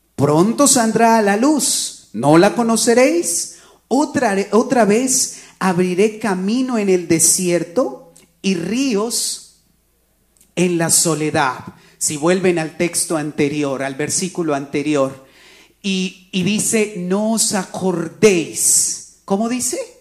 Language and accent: Spanish; Colombia; moved away; Cuando yo trabajaba en mi país, en Colombia